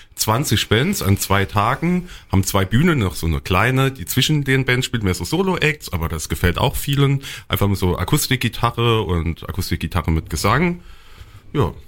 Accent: Mittelbollenbach, Rhineland-Palatinate, Germany; ich bin jetzt selbst Mittelbollenbacher, also gebürtiger Daler

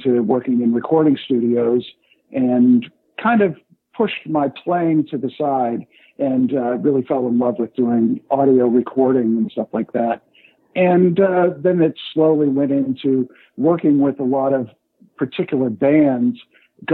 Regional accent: Los Angeles, California, United States; I started growing up in California, out in the San Fernando Valley and Hollywood area

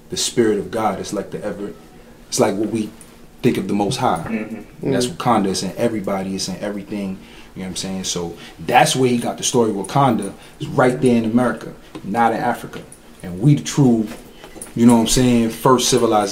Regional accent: Dominican Republic; moved away; I'm Dominican. I was born there. I don't speak Spanish, but I was born there

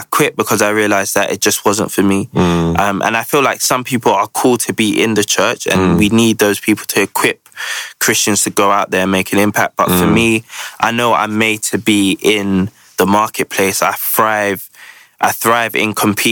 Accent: London, United Kingdom; I grew up in the Ends, Peckham, Camberwell my whole life.

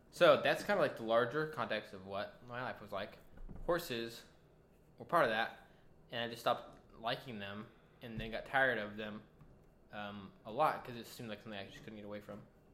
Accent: West Texas, United States; I'm from West Texas, where like it's pretty normal for people to like or have or like spend time riding horses

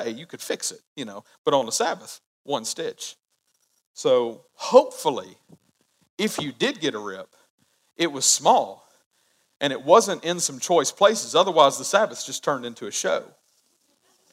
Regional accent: United States; I love being an American citizen

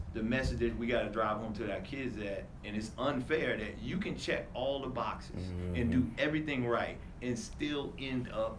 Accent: New York City, New York, United States; I grew up in New York, and I was in New York at that time.

